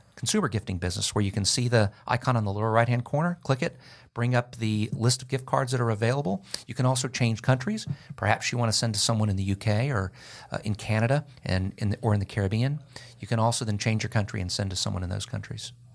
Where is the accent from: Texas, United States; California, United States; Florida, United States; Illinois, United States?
Florida, United States; now in Georgia, United States; I'm from Florida, so I've been in Georgia for thirty years